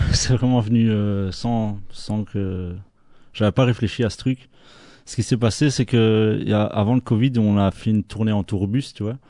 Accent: Belgium; on est toujours fiers d'être belge

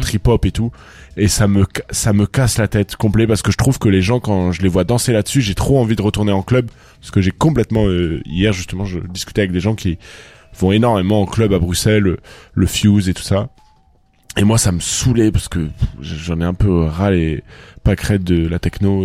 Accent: Toulouse, Occitania, France; moi quand je viens de Toulouse

